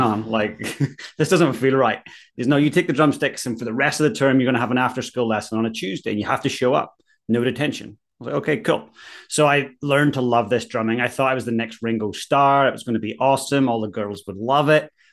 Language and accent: English; Ballyclare, Northern Ireland, United Kingdom; moved away as an adult; now in Christchurch, New Zealand; So I'm from Ballyclare up in County Antrim originally.